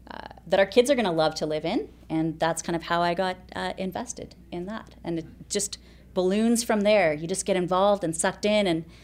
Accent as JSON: {"language": "English", "region": "Alberta", "country": "Canada", "moved": "as an adult", "lives_now": "Kelowna, Canada", "said": "Um, so, I've been here for about 18 years now."}